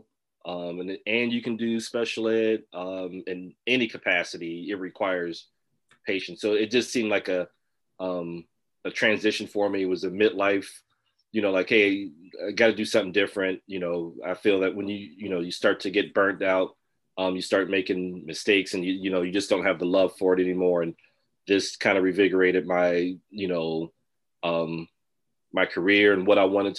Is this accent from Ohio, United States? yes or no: yes; Dayton, Ohio, United States; now in Toledo, United States; I'm originally from Dayton, Ohio. I left Dayton in 1992 to come up to Toledo, Ohio